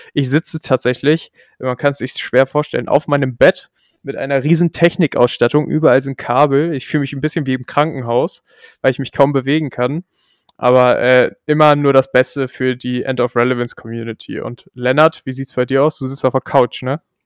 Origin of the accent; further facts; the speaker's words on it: Germany; als Deutscher